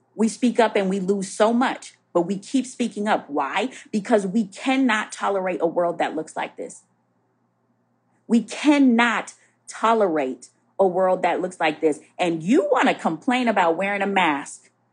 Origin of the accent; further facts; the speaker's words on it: Minnesota, United States; now in Alexandria, Virginia, United States; I'm from Minnesota, don't judge the way I say roof